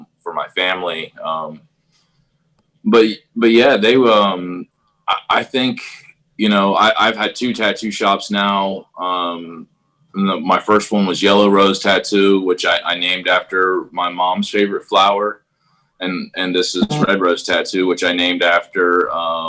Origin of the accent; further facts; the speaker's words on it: Crooksville, Ohio, United States; I'm from Perry County, Ohio, and a little, it's not, it's, I like to say it's a village. It's the village of Crooksville